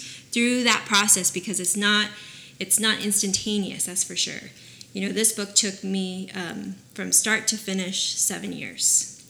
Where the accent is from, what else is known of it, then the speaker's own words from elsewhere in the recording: Oxnard, California, United States; I'm from Oxnard